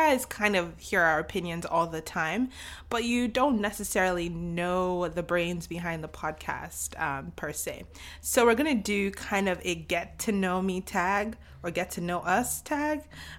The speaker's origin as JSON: {"language": "English", "region": "Lagos", "country": "Nigeria", "tie": "born or raised there", "said": "I was born and raised in Lagos."}